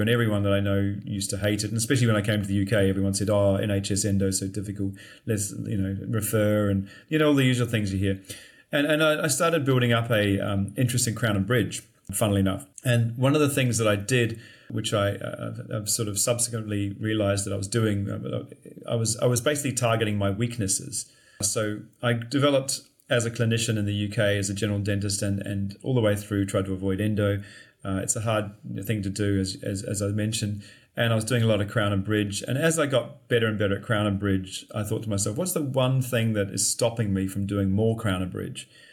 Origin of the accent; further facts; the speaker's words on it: Christchurch, Canterbury, New Zealand; moved away as an adult; also born or lived in Dunedin, New Zealand / London, United Kingdom; I'm actually from New Zealand, Christchurch. I lived there